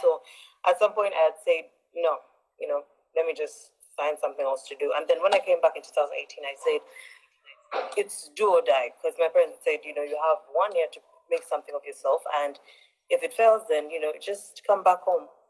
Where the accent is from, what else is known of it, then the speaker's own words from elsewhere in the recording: Uganda; I'm Ugandan. I'm, um, yes, I'm from Uganda originally.